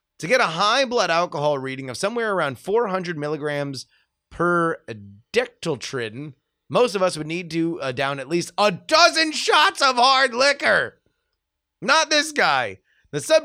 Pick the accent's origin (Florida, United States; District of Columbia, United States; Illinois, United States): Florida, United States; Fort Lauderdale; moved away; I grew up right outside of Fort Lauderdale. I am a Fort Lauderdale boy.